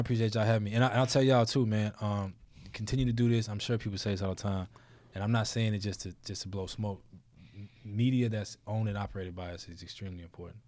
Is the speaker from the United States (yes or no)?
yes; New Orleans, Louisiana, United States; I'm from New Orleans